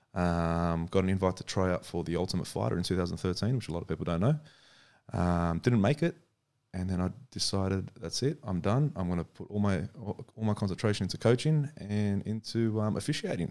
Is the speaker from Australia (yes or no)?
yes; Australia; we're from Australia